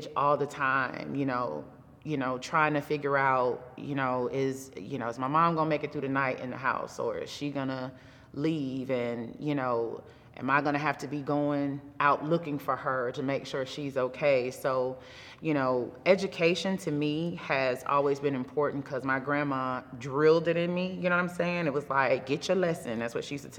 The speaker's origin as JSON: {"language": "English", "town": "Crawford", "region": "Georgia", "country": "United States", "tie": "born or raised there", "also_born_or_lived": "Atlanta, Georgia", "said": "my parents split when I was about 5. And that caused me to have to move to the country with my grandmother. And that's right outside of Oglethorpe County in a small town called Crawford, Georgia."}